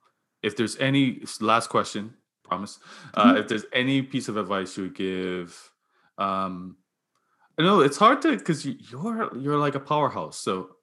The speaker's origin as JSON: {"language": "English", "country": "Bermuda", "tie": "born or raised there", "said": "I always thought of myself as a city person, too. I grew up in Bermuda, which is not city"}